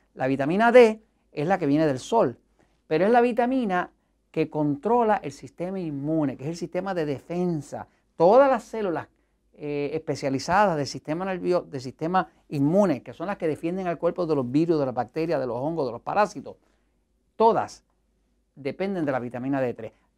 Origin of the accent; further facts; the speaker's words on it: Puerto Rico; en mi país, en Estados Unidos, en Puerto Rico